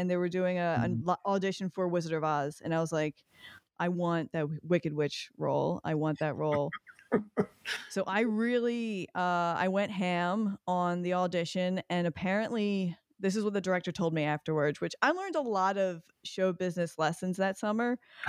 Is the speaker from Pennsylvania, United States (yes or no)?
yes; Philadelphia, Pennsylvania, United States; moved away as an adult; now in New York City, United States; I'm from Philadelphia. Oh, born and raised.